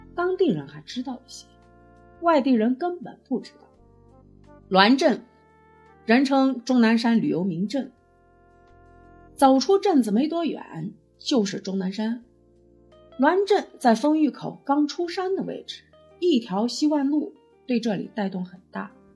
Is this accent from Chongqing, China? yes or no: no; Xi'an, Shaanxi, China; also born or lived in Lianhu District, Xi'an; 我从长安区嫁到莲湖去，离得并不远。我大学以前一直生活在长安县